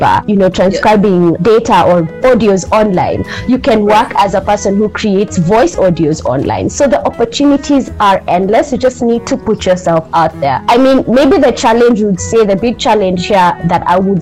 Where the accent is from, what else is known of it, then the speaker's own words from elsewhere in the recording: Kenya; I'm from Kenya